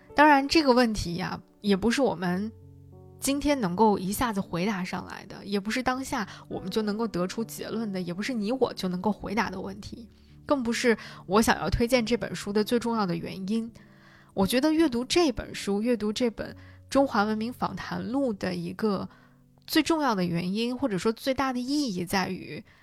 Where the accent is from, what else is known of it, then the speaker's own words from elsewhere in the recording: China; 我作为一个中国人